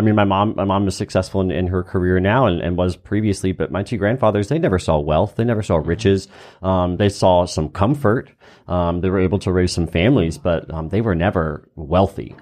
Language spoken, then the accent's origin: English; Easley, South Carolina, United States; growing up in Easley, South Carolina